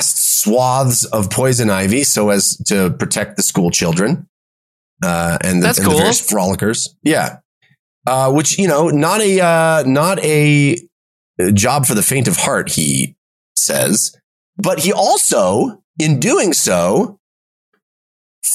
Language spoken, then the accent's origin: English; West Coast, United States; I grew up on the West Coast.